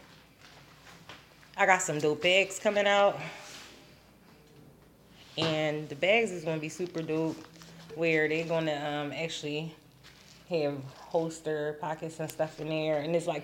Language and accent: English; Philadelphia, Pennsylvania, United States; moved away as an adult; also born or lived in Florida / California / Atlanta; I'm originally from Philly